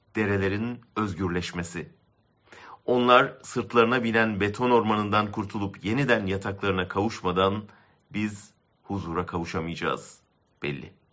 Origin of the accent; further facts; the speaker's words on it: Ankara, Turkey; Ben bir Haziran günü Ankara'da doğdum